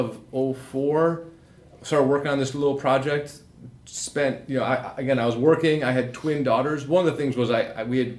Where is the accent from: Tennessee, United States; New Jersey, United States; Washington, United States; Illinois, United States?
Illinois, United States; Chicago; I grew up in Chicago